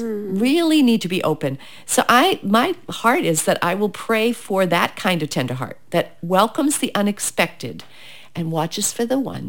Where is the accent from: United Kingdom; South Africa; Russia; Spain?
United Kingdom; because I'm British.